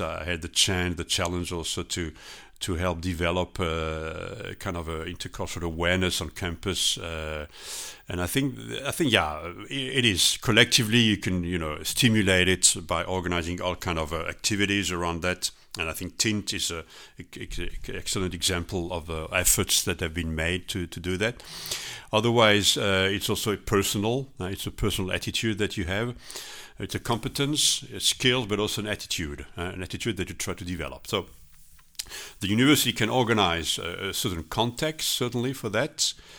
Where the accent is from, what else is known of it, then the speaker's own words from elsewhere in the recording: Strasbourg, Grand Est, France; English is a second language; moved away as an adult; now in Netherlands; I'm originally from France, Strasbourg, but, uh, I lived for, uh, forty-one years in the Netherlands